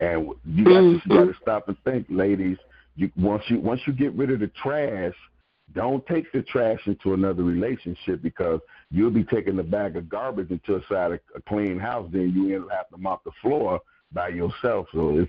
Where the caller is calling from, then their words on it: Fort Myers, Florida, United States; I'm calling from Fort Myers, Florida